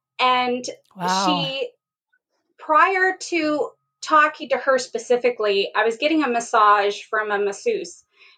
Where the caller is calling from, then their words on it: Morgantown, West Virginia, United States; I'm located in Morgantown, West Virginia, home of the Mountaineers.